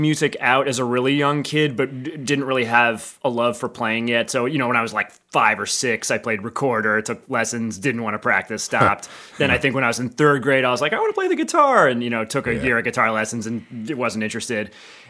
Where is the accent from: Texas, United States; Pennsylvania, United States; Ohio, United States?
Pennsylvania, United States; Philadelphia; Yeah, Center City, Philly.